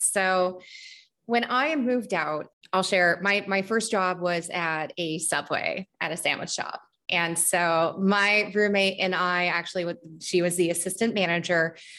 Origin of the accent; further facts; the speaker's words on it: Midwest, United States; also born or lived in Germany / North Dakota / Mississippi / Missouri; I was born in Germany, but we moved back to the United States when I was 2 years old. And from that point, we went between North Dakota to Mississippi, Missouri, Texas, Northern Illinois, pretty much all in the Midwest and also in the Deep South.